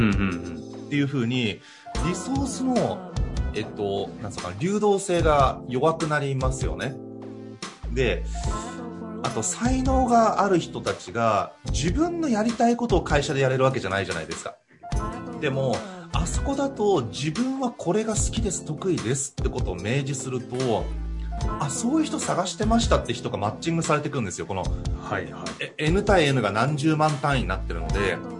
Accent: Hachioji, Tokyo, Japan; accent: Hachioji intonation; 八王子出身だからね、ちょっとね、八王子のね、あの、イントネーションちょっと違う

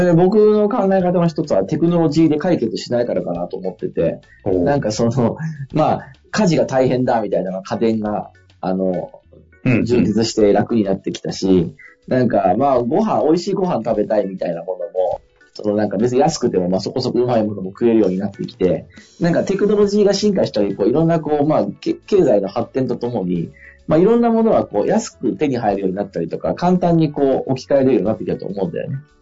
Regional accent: Fukui, Japan; now in Tokyo, Japan; 地元の福井の拠点

